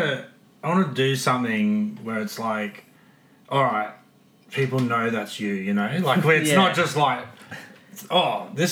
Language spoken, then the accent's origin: English; Brisbane, Queensland, Australia; I'm from Brisbane